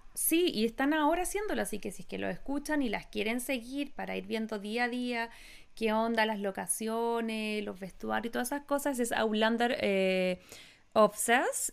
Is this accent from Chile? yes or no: yes; Chile; now in United States; Yo siempre nací y me voy a morir chilena